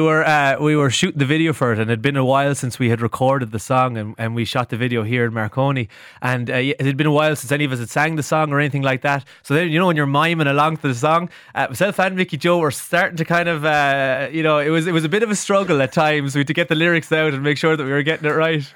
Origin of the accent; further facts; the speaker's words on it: Cashel, Munster, Ireland; my hometown of Cashel